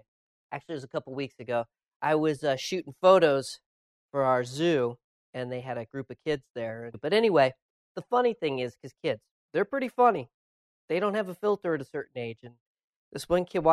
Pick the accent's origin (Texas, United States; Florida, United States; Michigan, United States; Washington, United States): Washington, United States; moved away as an adult; also born or lived in Augusta, Georgia; now in New York, United States; Then moved back to my home state of Washington